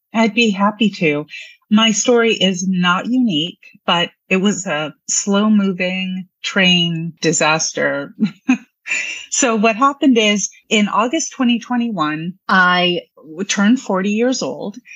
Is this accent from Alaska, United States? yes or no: yes; Anchorage, Alaska, United States; now in Alexandria, United States; I'm from Anchorage, Alaska, and I'm part Tlingit Indian